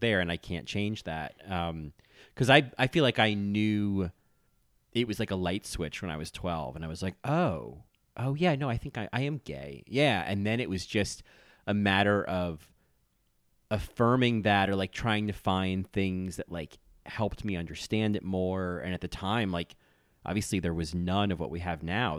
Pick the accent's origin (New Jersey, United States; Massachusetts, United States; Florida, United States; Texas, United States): New Jersey, United States; growing up in New Jersey